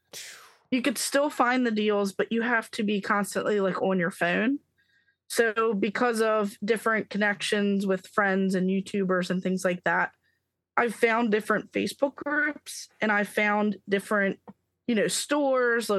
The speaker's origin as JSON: {"language": "English", "region": "Maryland", "country": "United States", "said": "I'm from Maryland"}